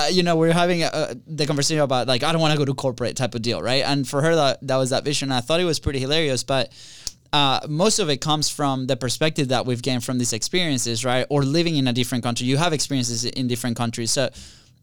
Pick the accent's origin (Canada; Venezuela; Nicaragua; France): Venezuela; moved away; we're both from Venezuela